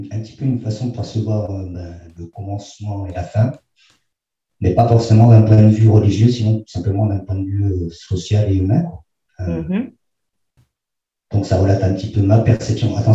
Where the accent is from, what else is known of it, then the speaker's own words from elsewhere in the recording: Argentina; born there; Je suis né en Argentine pendant le coup d'État du Chili.